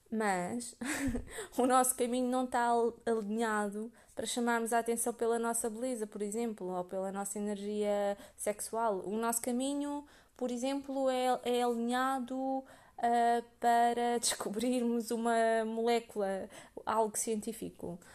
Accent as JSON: {"language": "Portuguese", "country": "Portugal", "tie": "born or raised there", "said": "eu nasci em Portugal"}